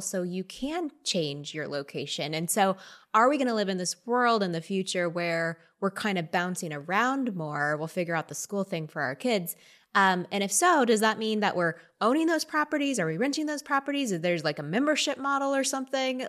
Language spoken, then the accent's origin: English; Texas, United States; also born or lived in Austin, Texas; now in Northern California, United States; I, I grew up in Texas where I was swimming every day